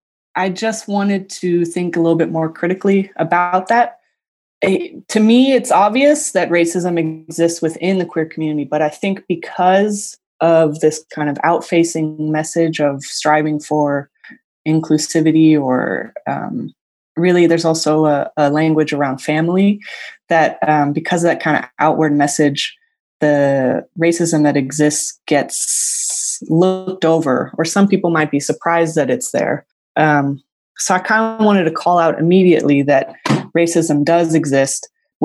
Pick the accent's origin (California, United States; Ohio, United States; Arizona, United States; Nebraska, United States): California, United States; San Francisco; moved away as an adult; now in Long Beach, United States; I was born and raised in San Francisco